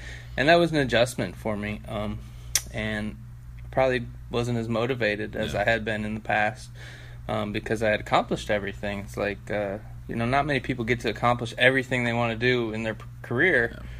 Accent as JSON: {"language": "English", "town": "Cleveland", "region": "Ohio", "country": "United States", "said": "You know, I'm from Cleveland originally, so try to come back and play in Ohio."}